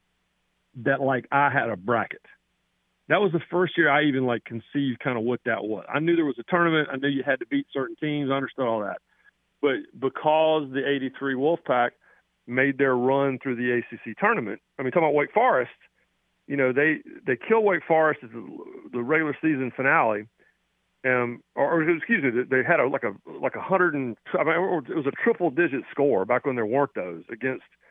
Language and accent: English; Raleigh, North Carolina, United States; moved away; also born or lived in Tennessee; I grew up in Raleigh